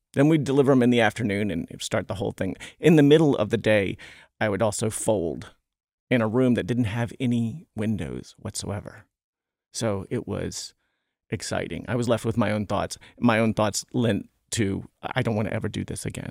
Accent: Smithfield, Virginia, United States; I'm from Smithfield, Virginia, where the hams are made.

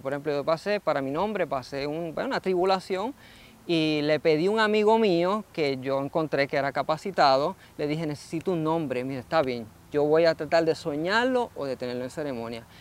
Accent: Puerto Rico; quienes somos como puertorriqueños

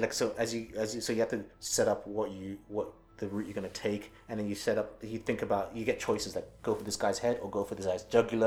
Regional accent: England, United Kingdom; my home country of UK England

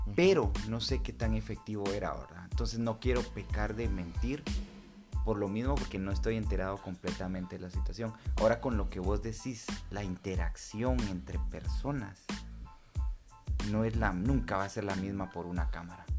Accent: Guatemala; como buenos guatemaltecos y chapines que somos

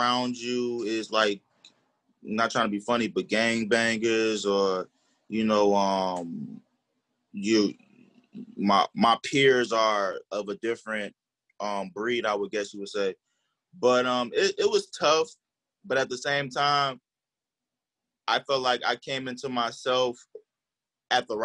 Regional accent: Chicago, Illinois, United States; I grew up on the west side

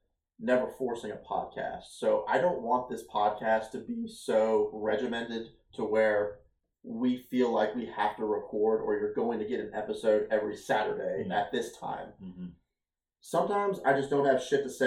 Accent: Ohio, United States; moved away as an adult; now in Virginia, United States; 7 years ago, I moved away from Ohio. I moved away from my parents. I moved away from my family, and I started my own journey out here in Virginia

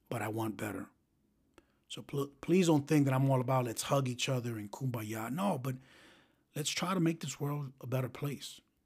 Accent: New York City, New York, United States; growing up in the South Bronx

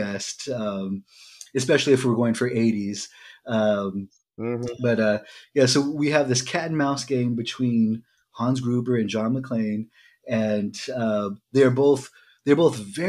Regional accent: California, United States; I'm from California

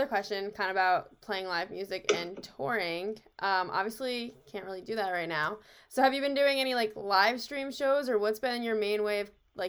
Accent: New Jersey, United States; now in Hoboken, United States; I'm from like Central Jersey, but I live in Hoboken. Yeah, now I'm from Hoboken.

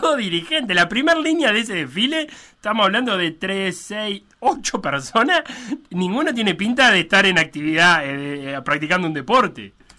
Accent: Uruguay; tenemos como uruguayos

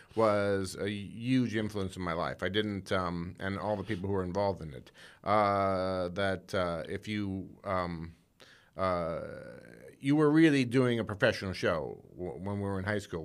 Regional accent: South Bend, Indiana, United States; moved away; I grew up in South Bend, Indiana

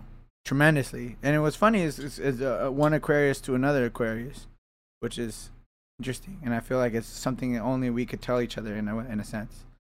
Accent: California, United States; That's just because I'm from the South Bay.

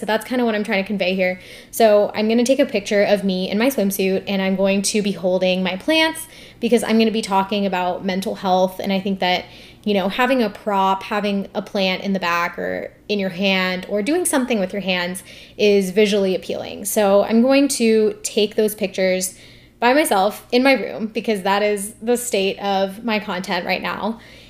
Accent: India; the fact that I'm Indian, the fact that I'm a medical student, that I have a podcast, and then my email.

